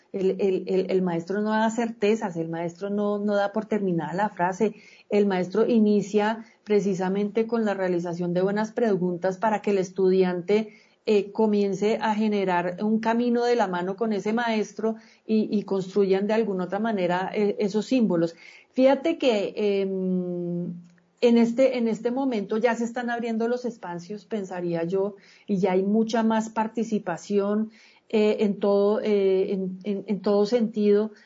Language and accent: Spanish; Colombia; yo no solamente soy colombiano para ir y poner el voto, yo soy colombiano todo el día